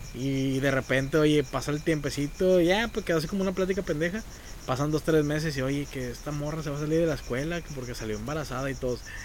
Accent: San Nicolás de los Garza, Nuevo León, Mexico; yo soy de Sanico

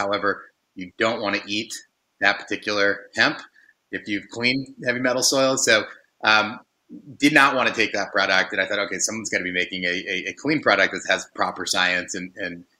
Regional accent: Silicon Valley, California, United States; I grew up in Silicon Valley

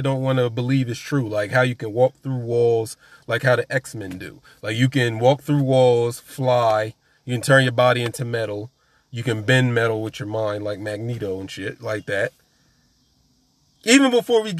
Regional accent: New Jersey, United States; I'm from Jersey

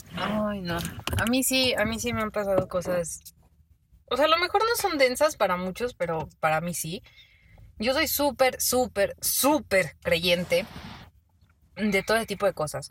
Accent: Mexico; como buena mexicana

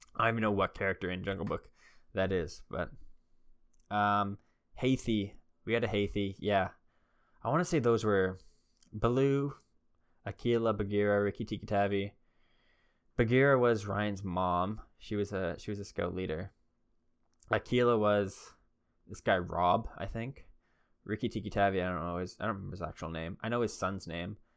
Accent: Canada

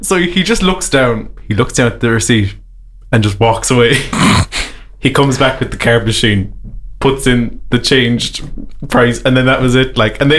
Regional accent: rural Waterford, Munster, Ireland; a man from rural Waterford

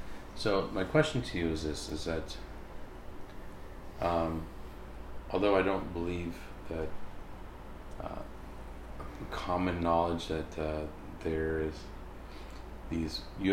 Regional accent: United States; it's something that, as an American person, I've been aware of all my life.

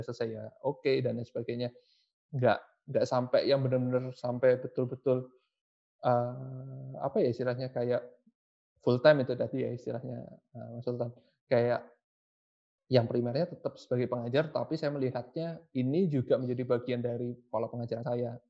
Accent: Surabaya, East Java, Indonesia; berkuliah di kota saya di Surabaya

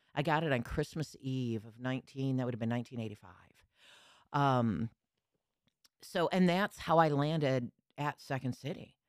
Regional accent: Lansing, Michigan, United States; moved away as an adult; also born or lived in Chicago; I grew up in Lansing, Michigan

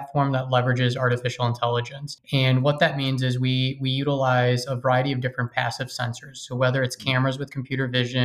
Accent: Chicago, Illinois, United States; also born or lived in St. Louis; Born and raised in Chicago

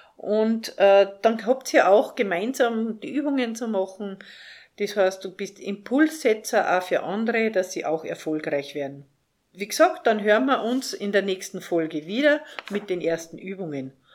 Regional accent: Salzburg, Austria; Ich bin in Salzburg aufgewachsen, in der schönen Stadt Salzburg.

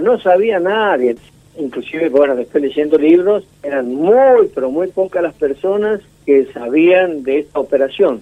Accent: Santiago del Estero, Argentina; moved away as an adult; also born or lived in La Rioja; yo estoy en la capital de Santiago del Estero, nací aquí, después seguí la carrera militar, conocí todo el país

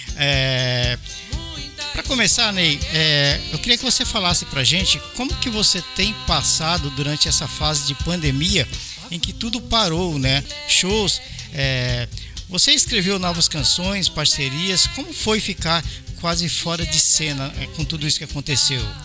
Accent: São Paulo, Brazil; now in Osaka, Japan; nasci em 70, você chegou um ano depois que eu nasci em São Paulo

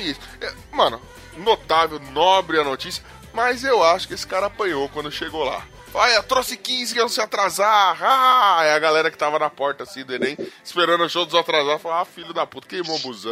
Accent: São Paulo, Brazil; eu sou pobre, sou da ZL

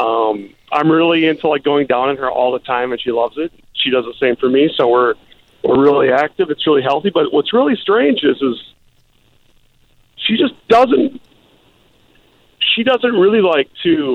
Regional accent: Minneapolis, Minnesota, United States; I'm actually from Minneapolis

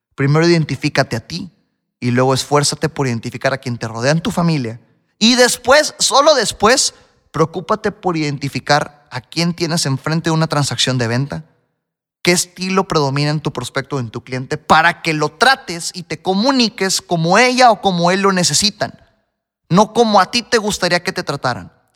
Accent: Mexico; Yo soy el típico mexicano al que le encanta la comida picante.

